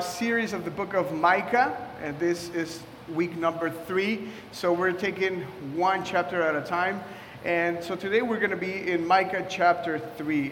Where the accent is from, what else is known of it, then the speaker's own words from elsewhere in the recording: Mexico; now in Washington, D.C., United States; I was raised in Mexico